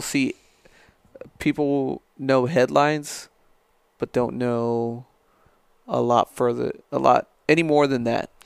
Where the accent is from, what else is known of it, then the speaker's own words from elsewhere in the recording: El Paso, Texas, United States; moved away as an adult; now in San Angelo, United States; me growing up in, in El Paso